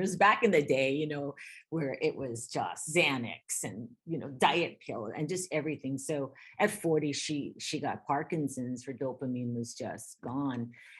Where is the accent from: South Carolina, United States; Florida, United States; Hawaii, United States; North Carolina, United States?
Hawaii, United States; I'm born and raised in Hawaii for generations.